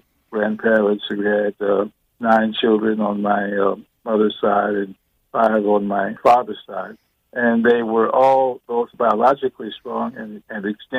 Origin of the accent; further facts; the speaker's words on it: New Orleans, Louisiana, United States; also born or lived in Opelousas, Louisiana; We moved back to New Orleans, Louisiana, which is where I was raised. And that is what I call home for the entirety of my life. I grew up in New Orleans in segregated schools